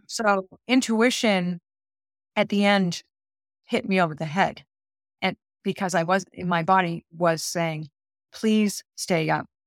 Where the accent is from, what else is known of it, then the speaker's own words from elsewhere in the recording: Boston, Massachusetts, United States; I'm from Boston, so I'm a proud Bostonian.